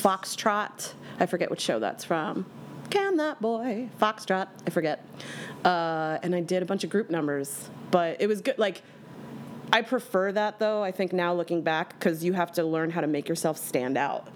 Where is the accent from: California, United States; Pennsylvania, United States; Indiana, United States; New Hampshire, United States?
Pennsylvania, United States; Bucks County, outside Philadelphia; I am from Philadelphia, Pennsylvania, born and raised, actually outside of the city